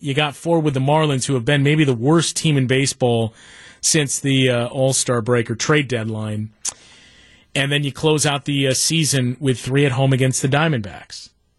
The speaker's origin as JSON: {"language": "English", "town": "La Crosse", "region": "Wisconsin", "country": "United States", "tie": "born or raised there", "moved": "yes", "said": "La Crosse, where we both went to school. La Crosse is my hometown. I'm a UWL grad, too."}